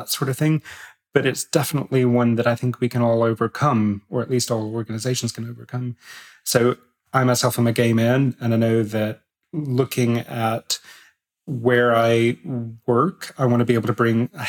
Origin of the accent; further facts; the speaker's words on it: United States; moved away; I'm American as well